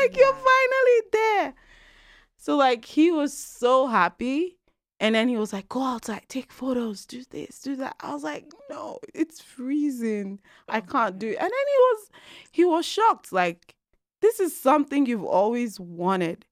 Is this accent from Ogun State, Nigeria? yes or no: no; Lagos, Nigeria; moved away as an adult; now in Calgary, Canada; I am originally from Nigeria. I'm an Igbo girl, mm-hmm. born and raised in Lagos